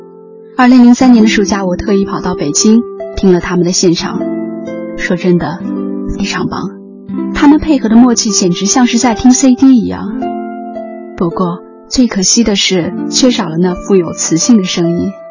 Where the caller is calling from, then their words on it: Shanghai, China; 我是来自上海的听友